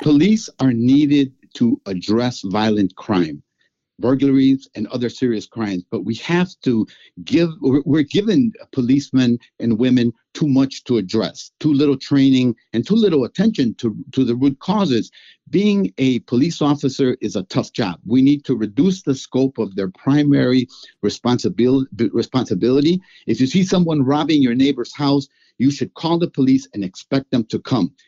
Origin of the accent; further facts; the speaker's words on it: Chicago, Illinois, United States; I am a Chicagoan that is immersed in the life of the city